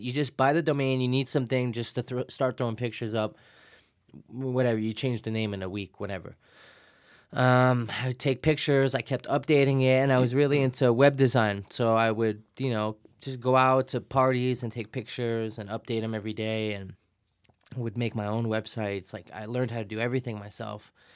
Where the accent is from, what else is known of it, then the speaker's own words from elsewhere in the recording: New York City, New York, United States; also born or lived in Financial District, Manhattan; grew up in Williamsburg, Brooklyn